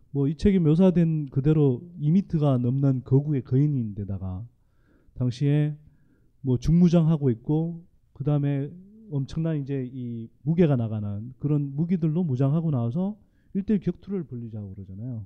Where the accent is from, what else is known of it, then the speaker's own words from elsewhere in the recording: Gyeongsan, North Gyeongsang, South Korea; 저는 뭐 경북 경산의 시골 마을에서 자랐습니다